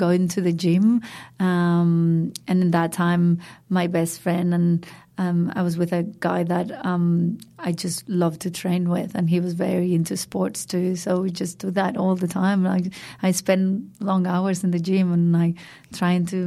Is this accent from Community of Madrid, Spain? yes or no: yes; Madrid, Community of Madrid, Spain; English is a second language; moved away as an adult; now in Byron Bay, Australia; So I grew up in Madrid, which is the capital of Spain, a big city, and in the center of Madrid